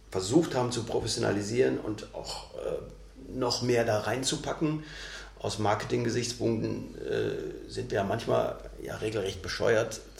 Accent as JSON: {"language": "German", "town": "Bochum", "region": "North Rhine-Westphalia", "country": "Germany", "said": "Ich komme aus Bochum"}